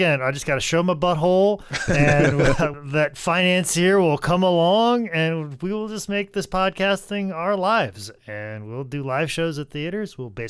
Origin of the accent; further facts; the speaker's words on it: New York, United States; Cause I'm from New York. The Empire State, the world, the country are just copying what we're doing on the street.